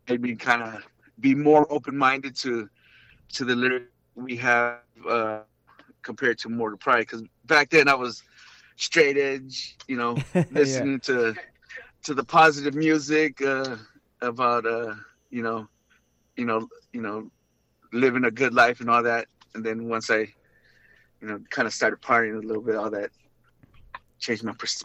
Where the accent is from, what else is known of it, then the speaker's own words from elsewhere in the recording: Linwood, United States; Linwood was pretty crazy, man.